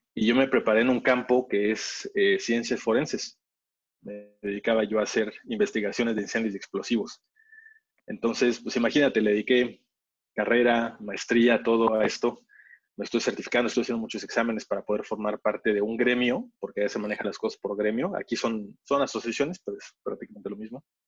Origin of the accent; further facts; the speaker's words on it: Mexico; moved away as an adult; also born or lived in England; siendo mexicano en Inglaterra